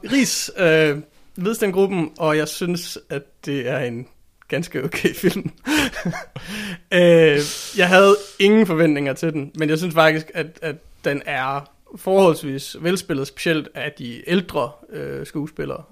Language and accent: Danish; Randers, Central Denmark Region, Denmark; Jeg er ikke opvokset i Skive. Jeg er opvokset i Randers